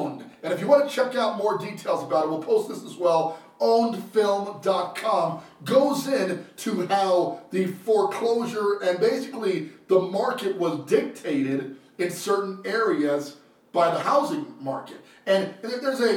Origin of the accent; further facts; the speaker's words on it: Trenton, New Jersey, United States; also born or lived in Brooklyn, New York; I was born in Trenton, New Jersey